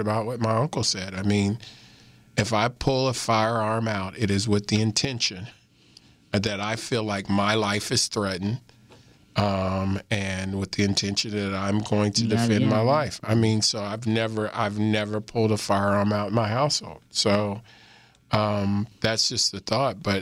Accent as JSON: {"language": "English", "region": "Missouri", "country": "United States", "tie": "born or raised there", "moved": "yes", "said": "When I was growing up in Missouri"}